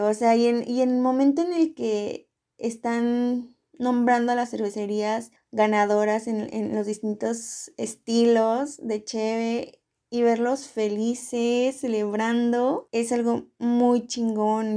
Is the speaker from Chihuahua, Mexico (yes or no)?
no; Morelia, Michoacán, Mexico; yo soy de Morelia